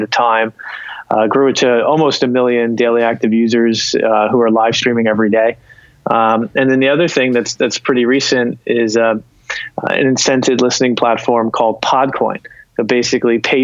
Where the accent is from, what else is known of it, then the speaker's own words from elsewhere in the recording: South Plainfield, New Jersey, United States; also born or lived in Pennington, New Jersey; I'm from South Plainfield, New Jersey originally